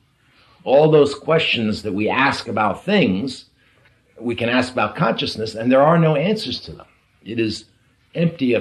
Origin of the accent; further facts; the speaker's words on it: New York, United States; We're both from the East Coast. We're both from New York